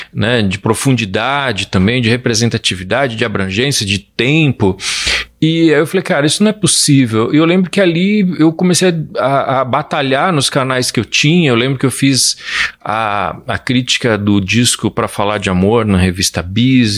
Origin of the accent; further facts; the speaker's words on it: Brazil; como brasileiro